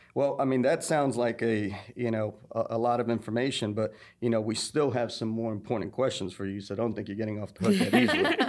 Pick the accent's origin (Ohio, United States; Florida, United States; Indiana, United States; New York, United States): New York, United States; now in Thomasville, United States; as a New Yorker, born and raised in New York